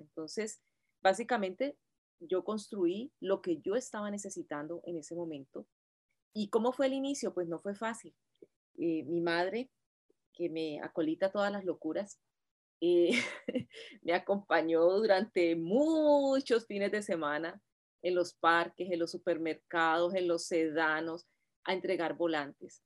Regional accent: Cali, Valle del Cauca, Colombia; moved away as an adult; now in United States; yo me gradué de maestra en Colombia, yo soy normalista eh, de Cali, y, y, llegué acá hace ya veintitantos años

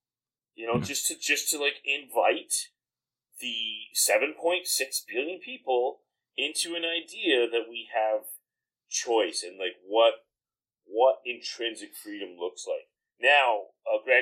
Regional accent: Comox, British Columbia, Canada; I grew up in Comox, which is like predominantly a pretty, very upper middle class

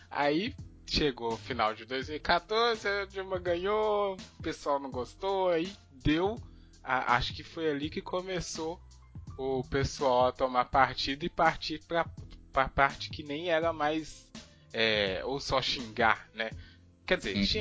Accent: Minas Gerais, Brazil; vou falar Fla-Flu porque a gente é de Minas

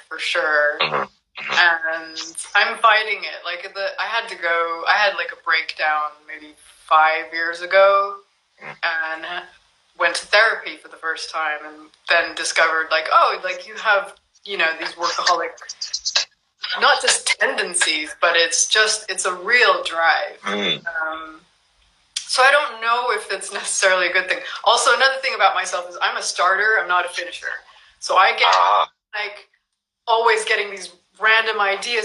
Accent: California, United States; moved away as an adult; also born or lived in Japan; I'm originally from California

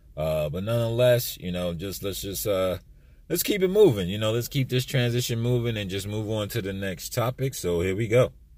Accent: East Coast, United States; moved away; I'm from the East Coast

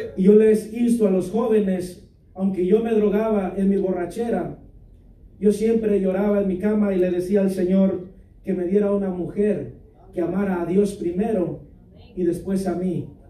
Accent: Mexico; soy la cuarta generación de pastores, misioneros y evangelistas en mi país

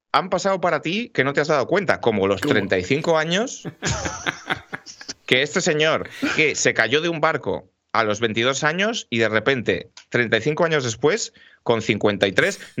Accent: Madrid, Community of Madrid, Spain; Porque yo soy madrileño, tío.

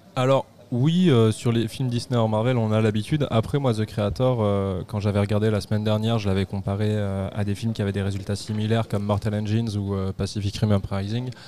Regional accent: France; on est français

